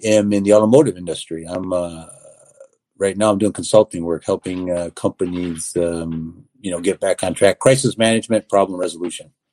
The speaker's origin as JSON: {"language": "English", "area": "Athens, East Leroy, Climax, and Scotts", "region": "Michigan", "country": "United States", "tie": "born or raised there", "said": "my hometown, uh, Athens, East Leroy, Climax, and Scotts, what we call ACES region"}